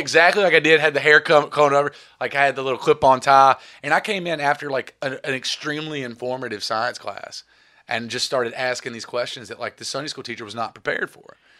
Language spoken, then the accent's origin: English; Reidsville, North Carolina, United States; I'm from Reedsville, North Carolina